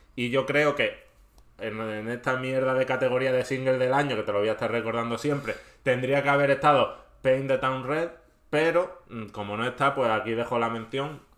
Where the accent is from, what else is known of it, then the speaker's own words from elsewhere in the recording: Andalusia, Spain; accent: Andalusian; mi inglés andaluz que yo sí soy andaluz